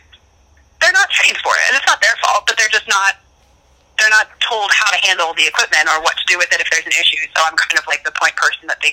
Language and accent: English; Pennsylvania, United States; moved away as an adult; also born or lived in New Jersey; I was from Pennsylvania